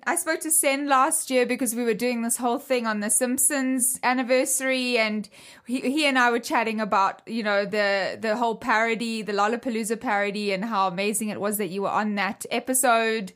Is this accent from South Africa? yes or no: yes; South Africa; where I grew up in South Africa